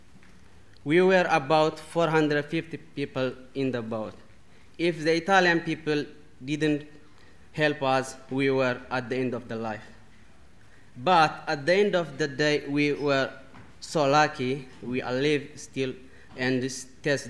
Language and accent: English; Eritrea; English is a second language; moved away as an adult; now in Bristol, United Kingdom; I come from Eritrea